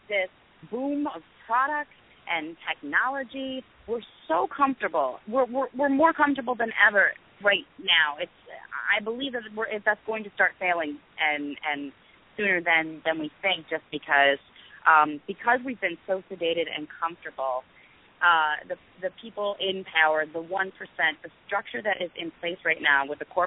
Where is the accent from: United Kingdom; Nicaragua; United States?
United States; New York; I grew up in New York, so I was very much encouraged to be a liberal and a Democrat.